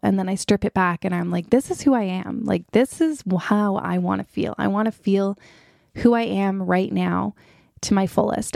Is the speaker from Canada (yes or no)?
yes; Toronto, Ontario, Canada; also born or lived in Ottawa; I was back in Toronto, hometown